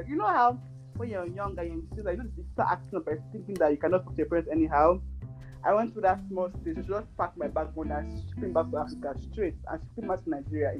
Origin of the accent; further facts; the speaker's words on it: Canada; And I thank the Lord that I grew up in Canada and, like, I've become very extremely independent, like, you know?